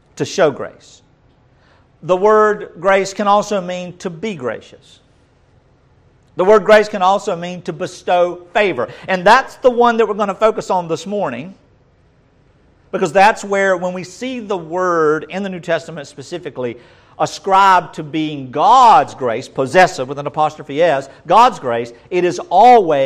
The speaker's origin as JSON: {"language": "English", "region": "North Georgia", "country": "United States", "said": "Most of us country folks say charis. Or charis, if we're from the North Georgia"}